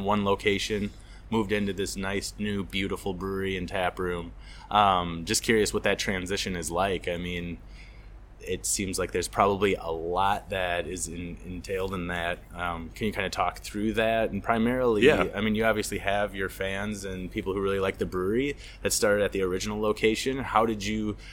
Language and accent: English; Waukesha, Wisconsin, United States; I grew up in Waukesha